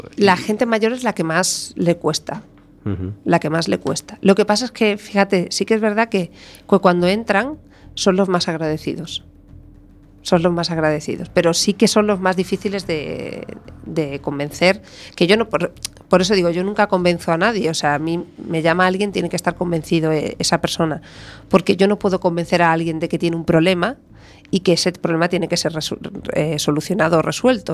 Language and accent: Spanish; Galicia, Spain; aquí en Galicia